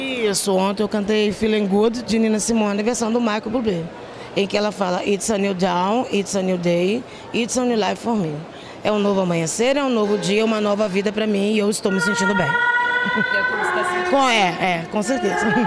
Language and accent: Portuguese; interior of Rio de Janeiro state, Brazil; Eu sou fluminense, eu sou do interior do estado do Rio.